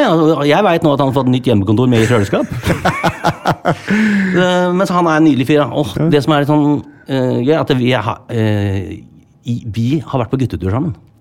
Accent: Sandefjord, Vestfold, Norway; moved away; en jobb jeg skal gjøre i hjembyen min

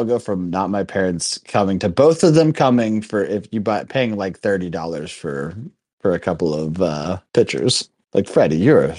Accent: Pittsburgh, Pennsylvania, United States; I grew up in PA. I mean, I guess I only did in Pittsburgh.

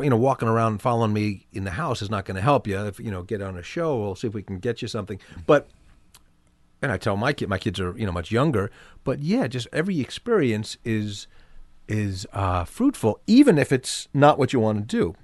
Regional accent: New York City, New York, United States; also born or lived in New Jersey; I grew up in Manhattan, in New York.

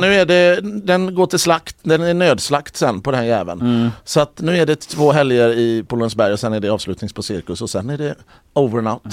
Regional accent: Mölndal, Västra Götaland, Sweden; also born or lived in Gothenburg; jag är från Mölndal.

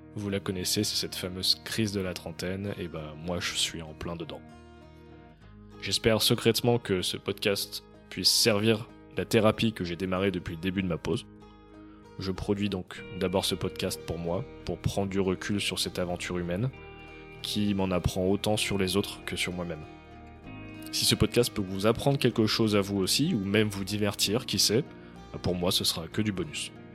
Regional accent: Lyon, Auvergne-Rhône-Alpes, France; moved away as an adult; also born or lived in Montreal / Toronto; avant de revenir à Lyon, ma ville d'origine, en juillet 2022

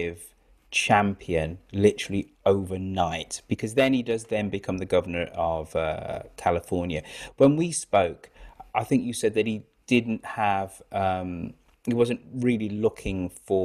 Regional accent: United Kingdom; as one Brit to another

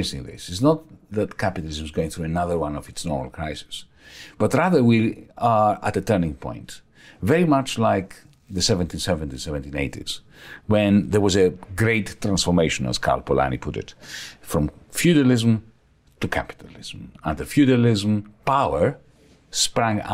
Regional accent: Greece; moved away; also born or lived in Australia; I was also shifting from Australia to my home country, Greece

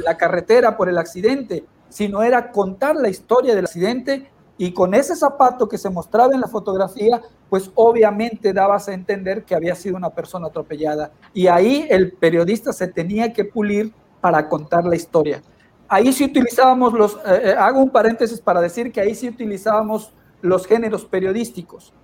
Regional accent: Villahermosa, Tabasco, Mexico; also born or lived in Cunduacán, Tabasco; soy originario de Villahermosa, ahí me formé.

